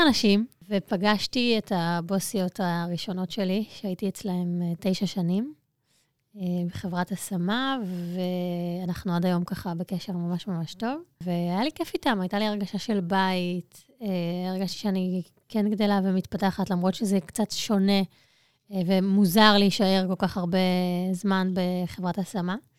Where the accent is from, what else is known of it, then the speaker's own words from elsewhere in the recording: Ness Ziona, Central District, Israel; נולדתי בנס ציונה, אה, אני שם עד היום.